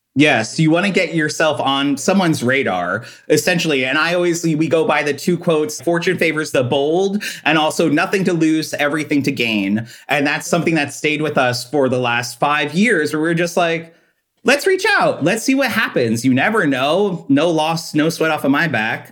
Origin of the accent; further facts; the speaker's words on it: Long Island, New York, United States; Well, I'm originally from Long Island, New York. I grew up with my mom and dad and my older brother.